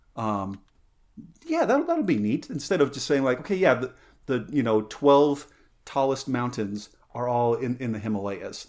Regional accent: San Luis Valley, Colorado, United States; moved away; growing up, uh, in the San Luis Valley, growing up in Colorado

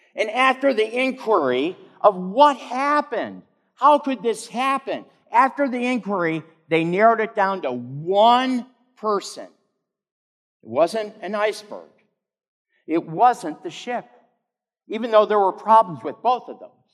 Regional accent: Michigan, United States; Not far from the home where I grew up in Michigan

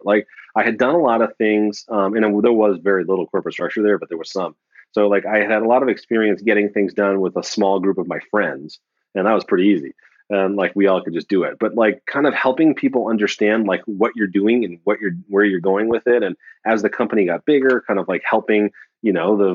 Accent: West Virginia, United States; moved away; I was born in West Virginia

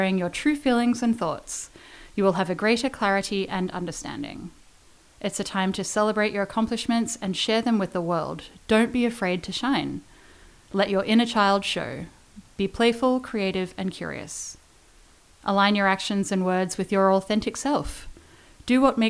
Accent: Melbourne, Victoria, Australia; moved away as an adult; also born or lived in Perth, Australia / Fernie, Canada / Calgary, Canada; now in Canada; I am originally from Melbourne. I left Melbourne.

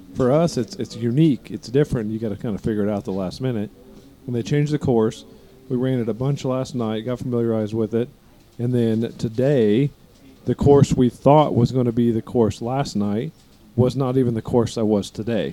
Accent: East Coast, United States; we're from the East Coast.

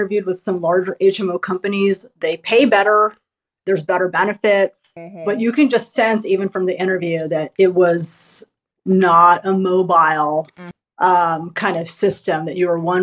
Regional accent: United States; I'm Asian American

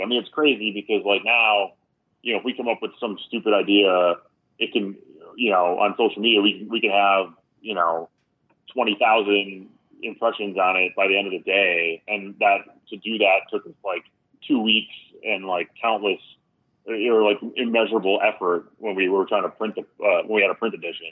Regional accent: New Holstein, Wisconsin, United States; moved away as an adult; also born or lived in Sheboygan, Wisconsin / Oshkosh, Wisconsin; now in Chicago, United States; I grew up in Wisconsin

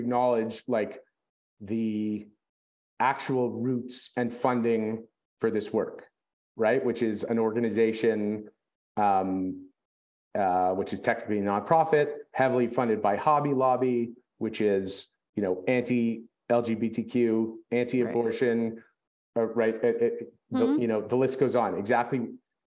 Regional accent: Canada; we're all Canadian

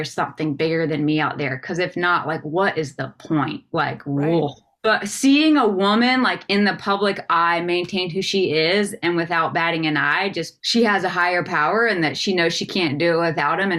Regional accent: the South, United States; growing up in the South and in the church

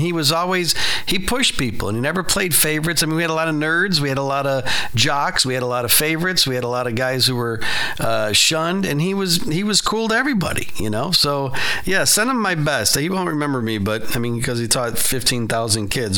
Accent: Chicago, Illinois, United States; South Side

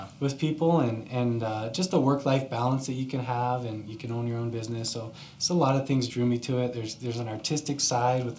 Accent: Scottsdale, Arizona, United States; also born or lived in Virginia / Colorado; I actually was born in Virginia, but was raised out here. Grew up in Scottsdale. I've been here since I was two, so consider myself a native

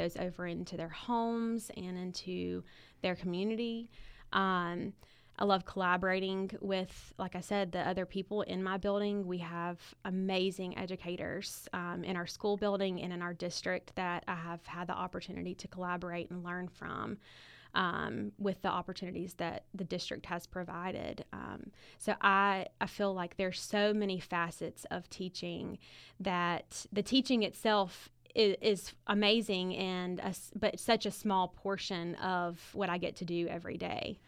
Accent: Montgomery, Alabama, United States; I grew up in Montgomery

